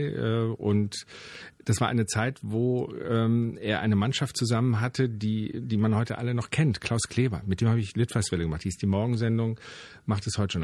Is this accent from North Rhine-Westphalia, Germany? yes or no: yes; Wermelskirchen, North Rhine-Westphalia, Germany; bei uns in Wermelskirchen